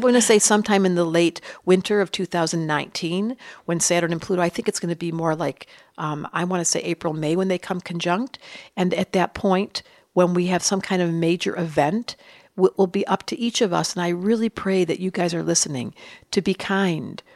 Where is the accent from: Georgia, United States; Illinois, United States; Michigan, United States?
Michigan, United States; Detroit; I grew up in Detroit